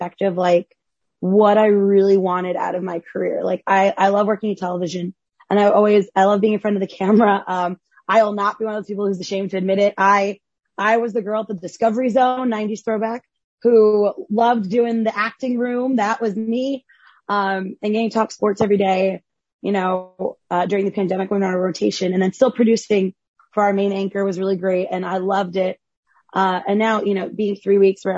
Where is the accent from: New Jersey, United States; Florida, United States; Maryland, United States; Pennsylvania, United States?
New Jersey, United States; I grew up in Central Jersey